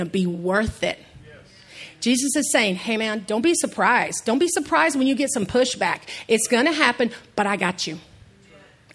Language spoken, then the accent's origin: English; East Texas, United States; I say salmon because I'm from East Texas